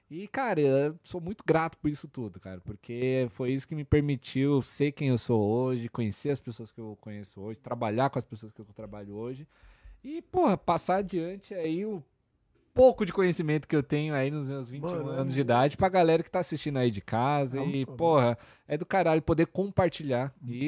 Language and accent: Portuguese; Milan, Lombardy, Italy; born there; Eu nasci na Itália.